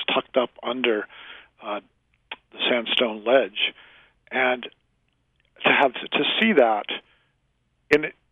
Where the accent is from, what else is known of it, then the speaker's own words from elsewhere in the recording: Worcester, Massachusetts, United States; I grew up in Massachusetts.